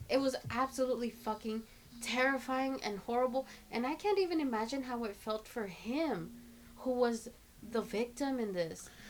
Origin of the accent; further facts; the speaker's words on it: Los Angeles, California, United States; I was born in East LA. I grew up in South LA for the first like six years of my life